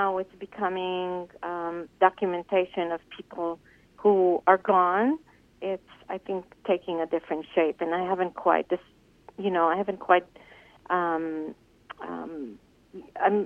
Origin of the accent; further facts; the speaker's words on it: Israel; moved away; when I grew up in Israel